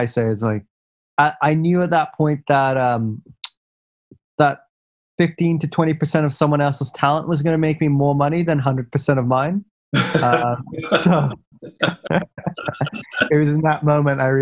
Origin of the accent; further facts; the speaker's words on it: Singapore; moved away as an adult; also born or lived in United States; I had grown up in Singapore